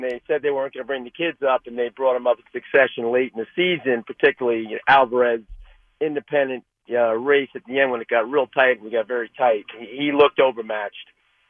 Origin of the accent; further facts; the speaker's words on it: Long Island, New York, United States; I'm from Long Island